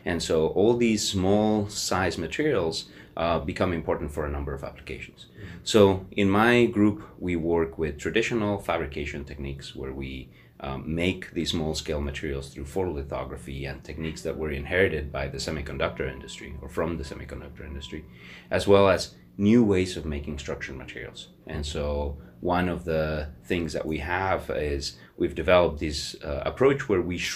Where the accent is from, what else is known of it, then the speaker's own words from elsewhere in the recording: Mexico; moved away as an adult; also born or lived in United States / Canada; now in Hamilton, Canada; I grew up in Mexico, so I'm originally from Mexico, and I immigrated to Canada